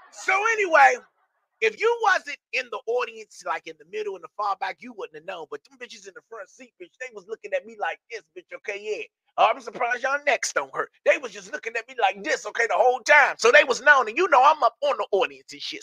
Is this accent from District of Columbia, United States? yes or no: yes; Washington, District of Columbia, United States; moved away; in DC in my hometown